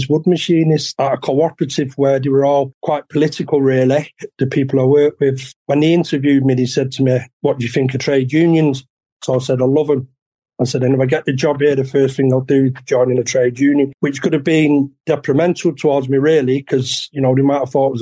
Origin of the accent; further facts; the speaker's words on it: Manchester, North West England, United Kingdom; a painting place in Longsight, where I grew up in Manchester